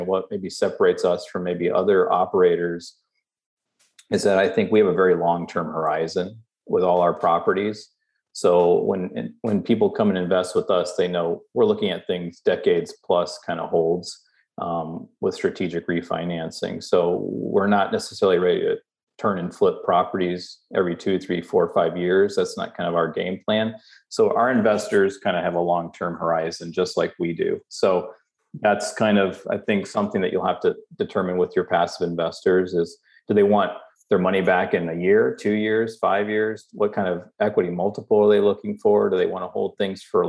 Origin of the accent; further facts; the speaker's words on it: Southeast, United States; moved away; also born or lived in Omaha, Nebraska; I grew up in the Southeast